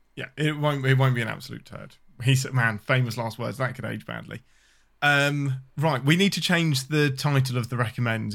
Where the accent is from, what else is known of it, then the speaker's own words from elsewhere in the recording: England, United Kingdom; I'm your Englishman